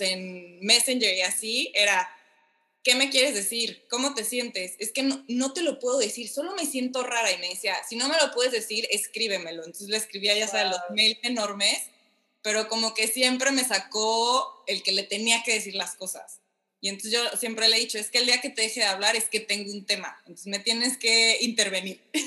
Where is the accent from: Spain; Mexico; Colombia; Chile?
Mexico; moved away as an adult; now in Miami, United States